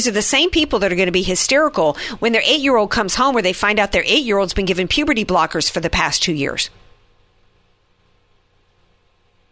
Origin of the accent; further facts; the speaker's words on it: the South, United States; I come from the South where everybody, I was like a rarity to have blonde hair